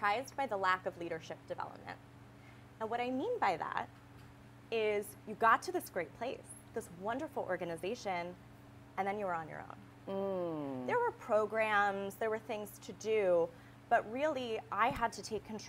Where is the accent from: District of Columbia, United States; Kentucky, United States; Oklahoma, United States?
District of Columbia, United States; D.C.; I grew up outside of Washington, D.C.